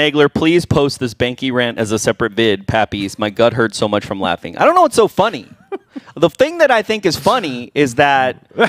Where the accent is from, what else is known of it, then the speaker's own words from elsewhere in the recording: Green Bay, Wisconsin, United States; moved away; also born or lived in New York City; I was born in Green Bay